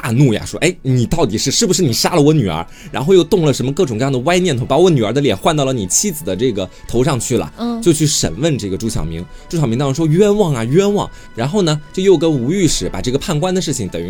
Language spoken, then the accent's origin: Chinese; Jing County, Anhui, China; 那不就是我的家乡？